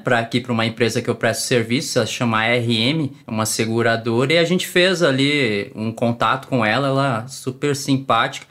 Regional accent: São Paulo, Brazil; moved away as an adult; now in Brasília, Brazil; eu sou paulista, paulistano, nasci na Moca, para quem conhece São Paulo, não tem mais paulista do que isso. Mas eu já estou aqui em Brasília há 14 anos

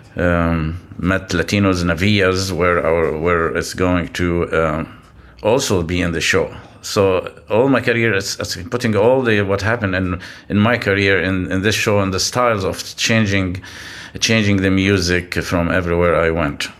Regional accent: Lebanon; also born or lived in Gulf region; now in San Francisco Bay Area, United States; growing up in Lebanon

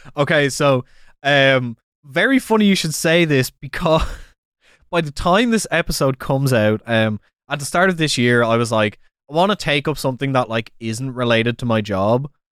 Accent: Ireland; it's a great time to be Irish

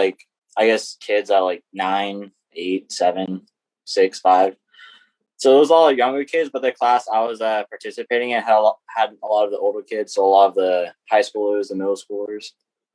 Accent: United States; I grew up in Caroline for my whole life.

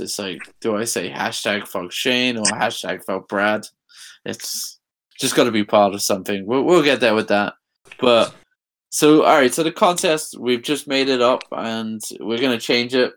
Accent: England, United Kingdom; moved away as an adult; I'm from England

